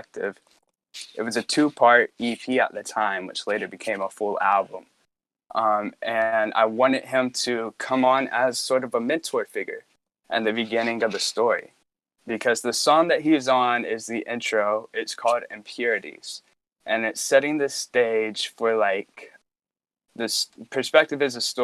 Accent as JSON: {"language": "English", "town": "Roanoke", "region": "Virginia", "country": "United States", "tie": "born or raised there", "said": "where I grew up in Roanoke, Virginia"}